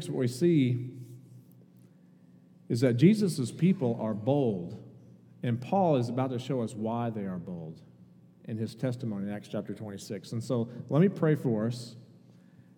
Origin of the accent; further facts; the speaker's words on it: Indiana, United States; moved away as an adult; also born or lived in Kentucky; I grew up in Indiana and went to college in Kentucky